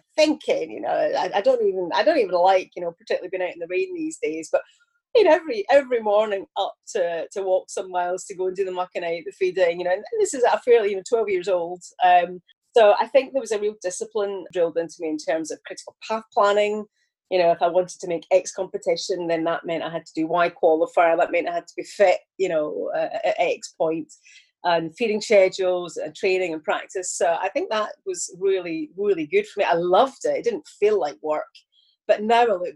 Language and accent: English; Glasgow and Ayrshire, Scotland, United Kingdom; accent: Glaswegian; now in Liverpool, United Kingdom; Most people will consider my accent to be Glaswegian, where I was in Glasgow for many years. But actually, I was in Ayrshire for quite a good bit of my childhood. So between Glasgow and Ayrshire